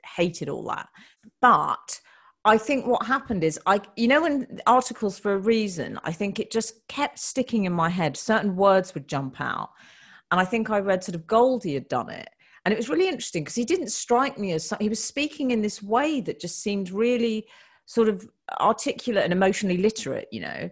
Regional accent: United Kingdom; We're British women

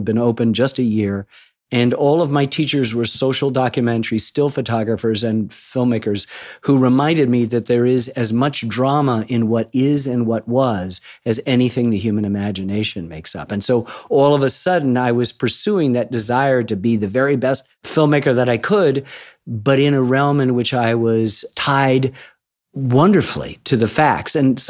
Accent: United States; I'm an American

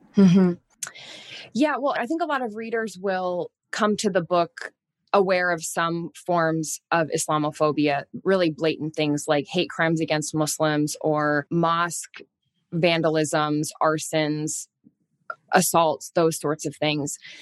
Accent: Indianapolis, Indiana, United States; now in Washington, D.C., United States; I grew up in Catholic, a predominantly Catholic community in the Midwest. I'm originally from Indianapolis, Indiana, even though I live now outside of Washington, D C

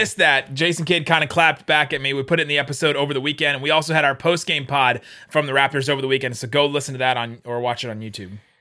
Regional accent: Cincinnati, Ohio, United States; I grew up in Cincinnati, so I'm a Bengals fan

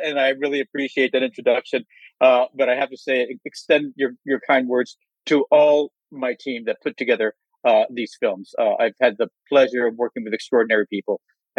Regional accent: outside of Los Angeles, Southern California, United States; I grew up in Southern California outside of Los Angeles.

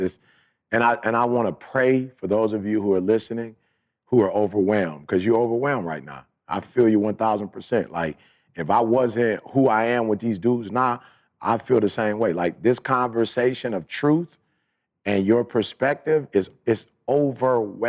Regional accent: Chicago, Illinois, United States; moved away; I'm from Chicago

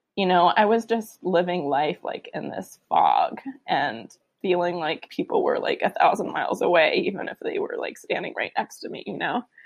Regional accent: San Francisco, California, United States; I grew up in San Francisco

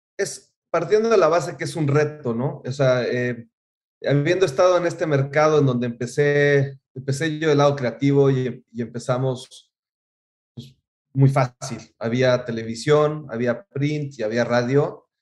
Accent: Mexico City, Mexico; moved away as an adult; now in United States; yo creciendo en México, pues sí, este, alguna vez fui con toda mi familia a Pátzcuaro y lo vivimos, increíble, pero volvía yo a la Ciudad de México

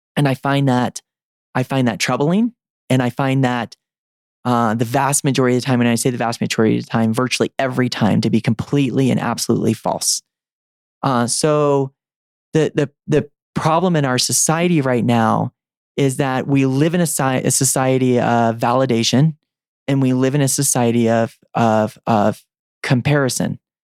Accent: the South, United States; I was growing up in the South

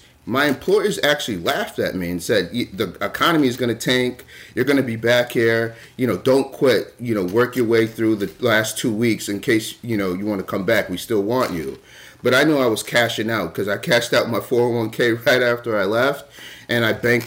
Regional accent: Connecticut, United States; moved away as an adult; now in Maine, United States; I'm originally from Connecticut, came up to the state of Maine to go to the university

